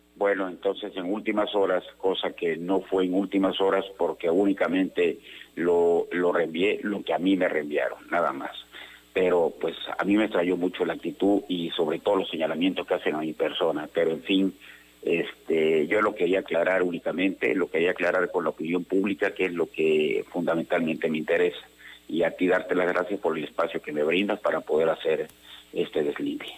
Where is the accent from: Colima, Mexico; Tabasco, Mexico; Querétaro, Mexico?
Tabasco, Mexico; soy tabasqueño y porque amo a Tabasco